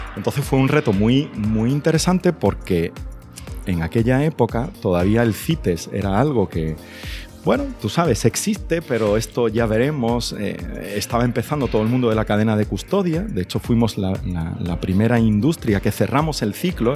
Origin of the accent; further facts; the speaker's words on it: Jerez de la Frontera, Andalusia, Spain; also born or lived in Granada; yo soy de Jerez